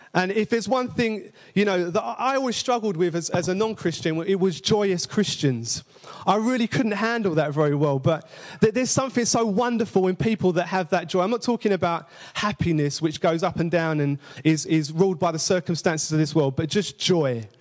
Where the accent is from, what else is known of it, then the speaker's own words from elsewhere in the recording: London, United Kingdom; I say father with two V's, by the way, because I'm from East London